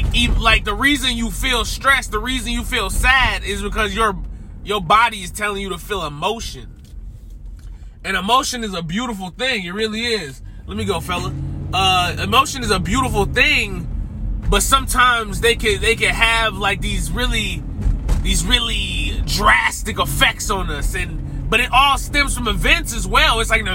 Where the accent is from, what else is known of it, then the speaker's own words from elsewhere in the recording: the South, United States; because I'm from the South, and it's like Dirty South. But I'm also like, as I've grown and aged, like the Northerner in me has came out a lot more.